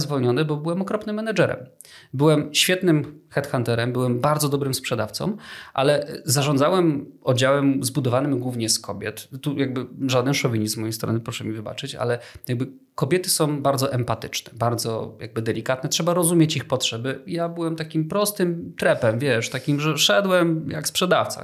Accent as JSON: {"language": "Polish", "town": "Kraków", "region": "Lesser Poland", "country": "Poland", "said": "jestem z Krakowa"}